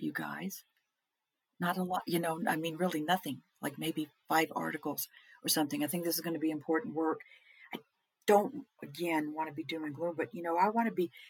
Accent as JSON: {"language": "English", "region": "Texas", "country": "United States", "said": "we're from Texas"}